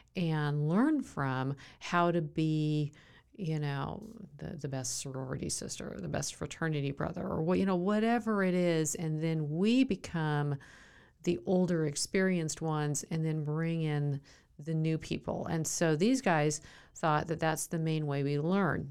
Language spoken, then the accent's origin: English; Southern California, United States; I grew up in Southern California